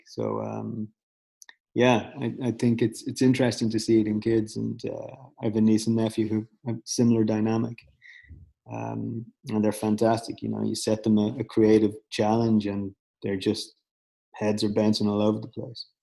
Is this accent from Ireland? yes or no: yes; Dublin, Leinster, Ireland; moved away; I grew up in Dublin